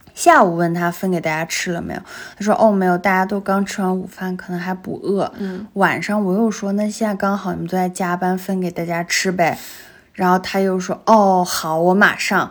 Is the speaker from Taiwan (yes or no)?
no; Xinjiang, China; moved away; 我是新疆的啊